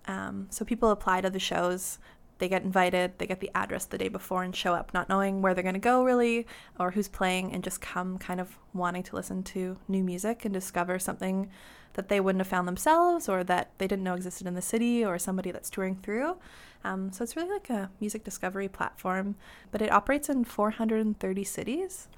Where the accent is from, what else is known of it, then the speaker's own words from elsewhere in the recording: North Vancouver, British Columbia, Canada; I grew up in North Ann, um, just over the bridge in Lynn Valley